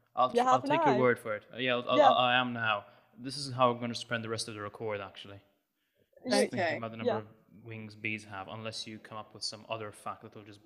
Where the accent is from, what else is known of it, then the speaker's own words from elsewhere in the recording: Malta; I am Maltese from Malta.